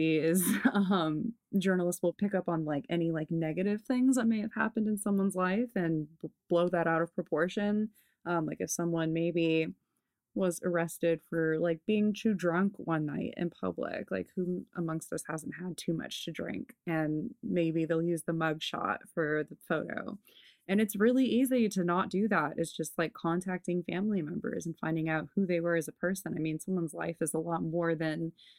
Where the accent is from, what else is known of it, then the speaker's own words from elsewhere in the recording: Los Angeles, California, United States; I grew up here in Los Angeles